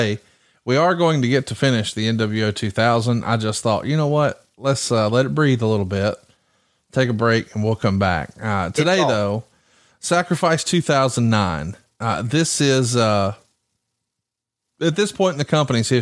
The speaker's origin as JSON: {"language": "English", "town": "Huntsville", "region": "Alabama", "country": "United States", "said": "Huntsville, Alabama."}